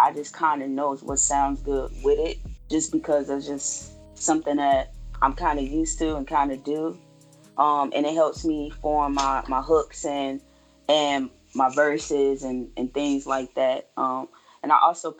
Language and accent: English; Chicago, Illinois, United States; now in Arkansas, United States; my hometown, Chicago